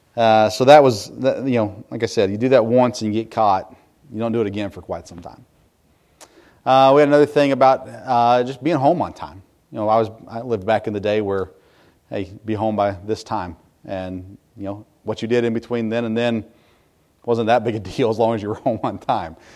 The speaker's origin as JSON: {"language": "English", "country": "United States", "said": "here in America"}